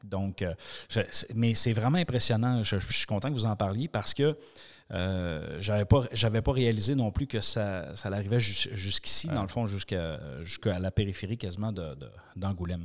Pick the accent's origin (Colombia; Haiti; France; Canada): Canada; Quebec; je suis du Québec